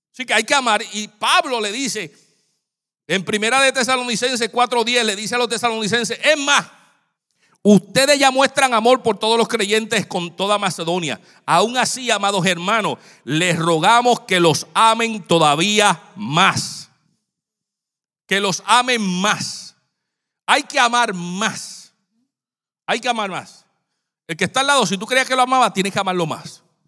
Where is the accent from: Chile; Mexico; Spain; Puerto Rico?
Puerto Rico; San Juan; moved away; yo cuando era niño, yo estaba, vivía en Santurce, Puerto Rico